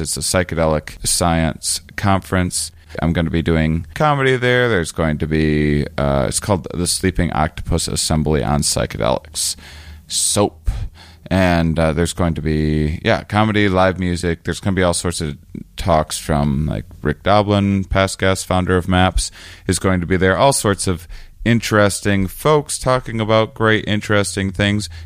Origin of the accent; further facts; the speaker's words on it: Onalaska, Wisconsin, United States; moved away; also born or lived in La Crosse, Wisconsin; my hometown of La Crosse, Wisconsin. I was actually raised outside of it in a little city called Onalaska, Wisconsin